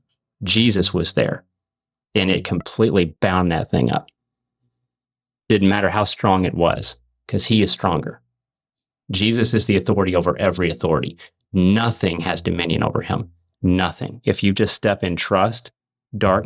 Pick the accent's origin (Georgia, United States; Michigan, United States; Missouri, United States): Missouri, United States; I'm from Missouri